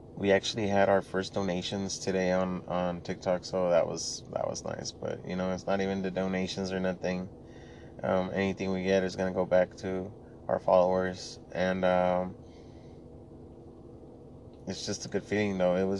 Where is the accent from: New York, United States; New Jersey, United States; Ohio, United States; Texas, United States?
Texas, United States; Laredo; English is a second language; I was born and raised in Laredo, Texas, I'm from a border town, so we spoke more Spanish than English